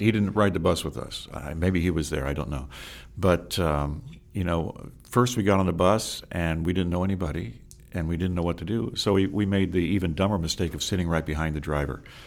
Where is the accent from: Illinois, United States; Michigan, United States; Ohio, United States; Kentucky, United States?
Ohio, United States; also born or lived in Akron, Ohio; I was born in Akron, Ohio. We lived there until I was about six years old, and then we moved to a rural area